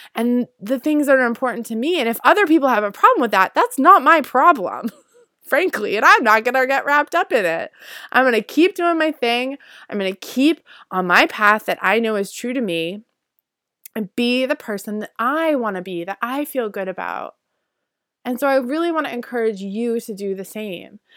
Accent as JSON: {"language": "English", "region": "Northeast", "country": "United States", "tie": "born or raised there", "also_born_or_lived": "Guatemala", "said": "I grew up in the Northeast"}